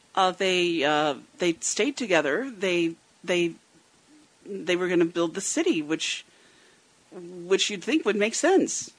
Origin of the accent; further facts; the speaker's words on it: United States; it's United States